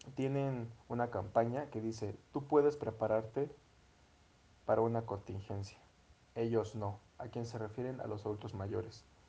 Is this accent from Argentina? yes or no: no; Mexico; nuestro país, nuestro querido México